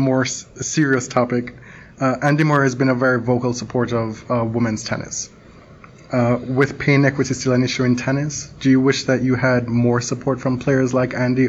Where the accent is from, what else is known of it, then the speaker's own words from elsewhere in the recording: Jamaica; I'm Jamaican